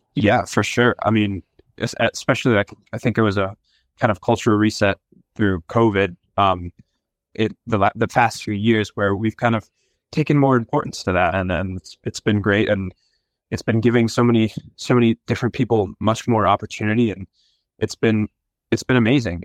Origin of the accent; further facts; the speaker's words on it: New Jersey, United States; moved away; I'm from New Jersey originally